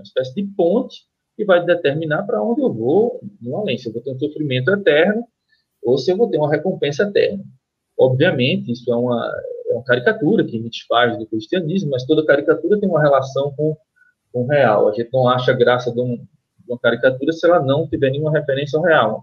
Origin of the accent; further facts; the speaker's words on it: Recife, Pernambuco, Brazil; eu sou do, do Recife, pernambucano do Recife